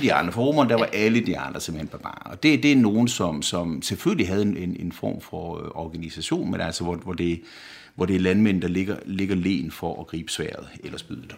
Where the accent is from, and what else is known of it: Denmark; moved away as an adult; now in Rome, Italy